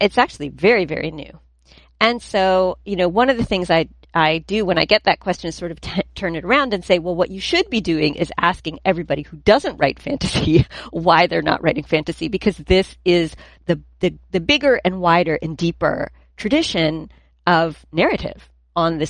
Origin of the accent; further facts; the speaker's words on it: New Jersey, United States; where are you from? And I'm like, New Jersey